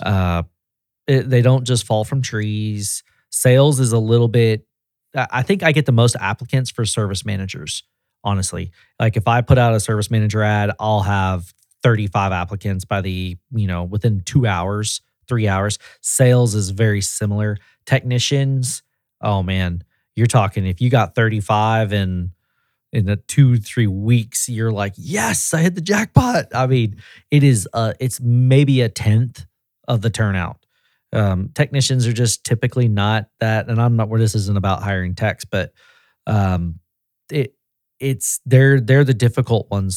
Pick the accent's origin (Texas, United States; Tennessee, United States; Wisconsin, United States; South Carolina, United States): Tennessee, United States; also born or lived in San Diego, California; I'm from Tennessee.